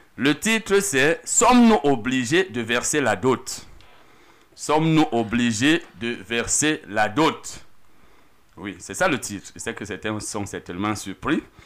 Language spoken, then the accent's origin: French; Cameroon; chez nous au Cameroun